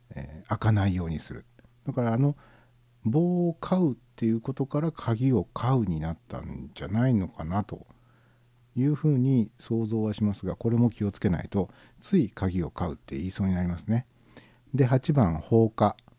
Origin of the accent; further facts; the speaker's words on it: Tokai, Japan; 名古屋近辺と僕の出身地の方では若干こう語尾のニュアンスが違って